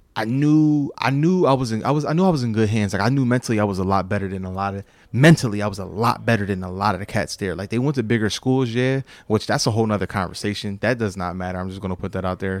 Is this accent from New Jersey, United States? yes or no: yes; Sicklerville, New Jersey, United States; Jordan Burroughs, from my hometown, lived in the P section, uh, Primrose Gate.